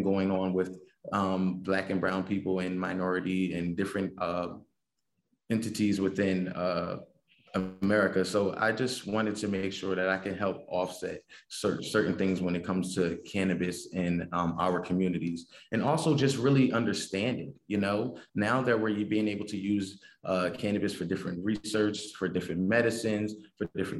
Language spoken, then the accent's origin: English; Camden, New Jersey, United States; moved away as an adult; also born or lived in Raleigh, North Carolina / Atlanta, Georgia; growing up in Camden, as many people may know, it's very crime-ridden